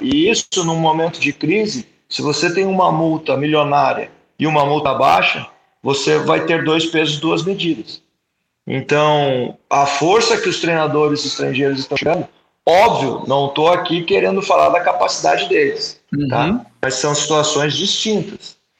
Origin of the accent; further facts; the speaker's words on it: Curitiba, Paraná, Brazil; eu sou natural do Curitiba